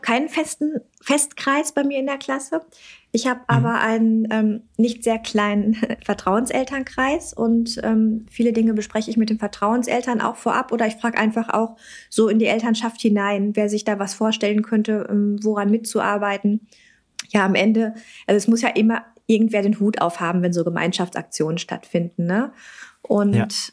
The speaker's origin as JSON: {"language": "German", "region": "North Rhine-Westphalia", "country": "Germany", "said": "bei uns in NRW"}